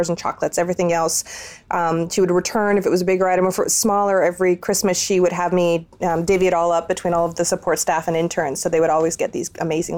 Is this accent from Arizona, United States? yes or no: no; San Francisco, California, United States; also born or lived in Milan; I grew up in California, born and raised California girl in San Francisco